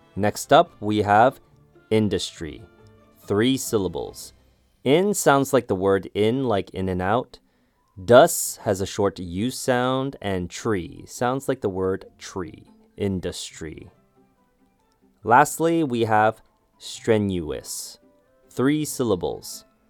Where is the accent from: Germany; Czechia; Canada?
Canada; I used to get made fun of for watching anime growing up in Canada